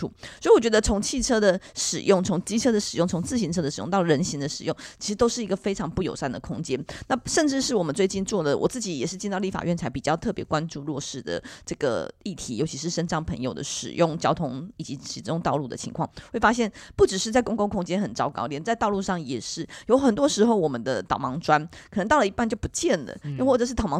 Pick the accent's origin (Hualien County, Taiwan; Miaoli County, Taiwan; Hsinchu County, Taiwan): Miaoli County, Taiwan; now in Taipei, Taiwan; 我自己的经验是我当我从苗栗搬到台北的时候，其实花了一段时间才适应台北的交通